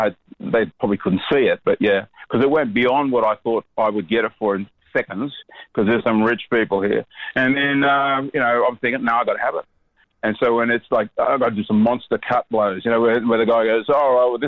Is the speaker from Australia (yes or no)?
yes; Australia; also born or lived in Sweden; I was born in Sweden and came here in 60, or came to Australia in 66